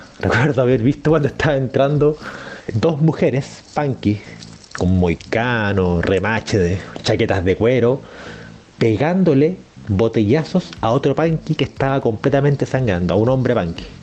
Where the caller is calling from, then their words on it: Santiago, Santiago Metropolitan Region, Chile; de Santiago de Chile.